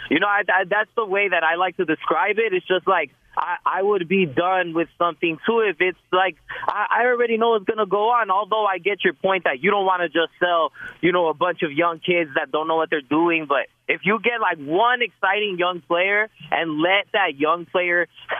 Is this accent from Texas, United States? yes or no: yes; El Paso, Texas, United States; now in Los Angeles, United States; But, you know, that's my hometown.